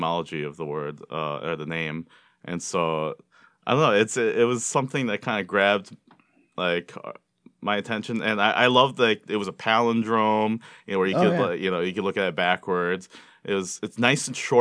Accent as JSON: {"language": "English", "town": "Walled Lake", "region": "Michigan", "country": "United States", "tie": "born or raised there", "said": "Originally, Commerce Township, Walled Lake, Wixom"}